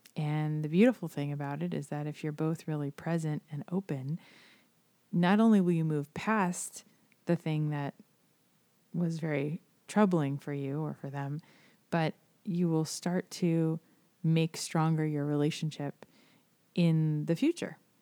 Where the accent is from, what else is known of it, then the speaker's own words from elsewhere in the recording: South Florida, United States; I, I grew up here in South Florida